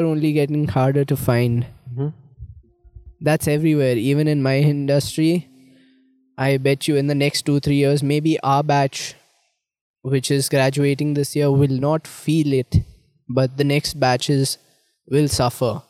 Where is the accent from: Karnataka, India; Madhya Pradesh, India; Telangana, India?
Madhya Pradesh, India; Indore; moved away; I'm from Indore